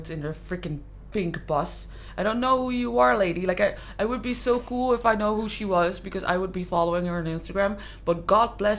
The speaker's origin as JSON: {"language": "English", "country": "Netherlands", "tie": "born or raised there", "said": "I grew up, I was born and raised in the Netherlands"}